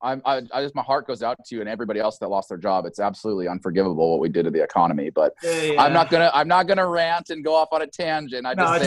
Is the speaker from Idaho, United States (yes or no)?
yes; Idaho, United States; moved away as an adult; also born or lived in Arkansas / Oregon / Los Angeles / Seattle; now in Springfield, Oregon, United States; I was born in Arkansas, raised in Idaho, and then I moved to Oregon when I was 18 to go to school here, and I never left. And I moved to Springfield specifically in 2006 and have always had a house here.